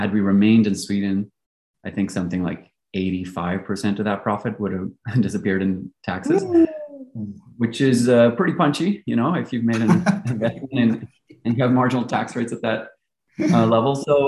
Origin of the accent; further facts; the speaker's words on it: Belgium; moved away; accent is by virtue of having attended an English-speaking international school. And so although I grew up in Belgium, you can really say I grew up in an expat bubble, right? So I'm your prototypical third culture kid. I've lived across three continents